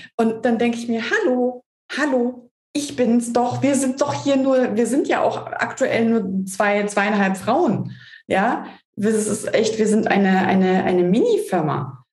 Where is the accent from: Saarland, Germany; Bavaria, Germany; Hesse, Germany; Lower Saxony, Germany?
Hesse, Germany; als Hesse